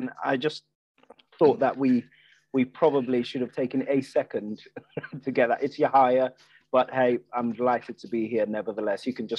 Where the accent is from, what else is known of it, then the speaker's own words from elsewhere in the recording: Nigeria; also born or lived in Ireland / United Kingdom; I grew up in three different countries. I grew up in Nigeria, I grew up in Ireland, and I grew up in the UK, six different secondary schools, for us settling down on a grammar school in Surrey.